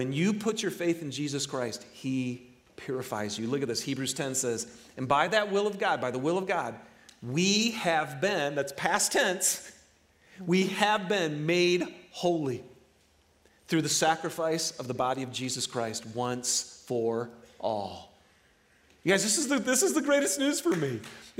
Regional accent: Detroit, Michigan, United States; You know, I'm from Michigan, right? It's the Detroit area where everything is about automobiles.

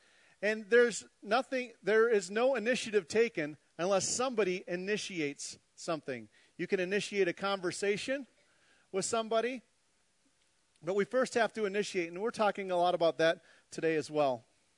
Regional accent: Minnesota, United States; Being 100% Norwegian from Viking blood and growing up in Minnesota, it was a pretty depressing week for me.

